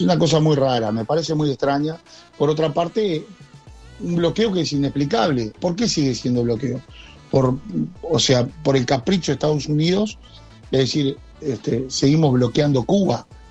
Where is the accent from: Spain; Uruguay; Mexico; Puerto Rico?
Uruguay; acá en Uruguay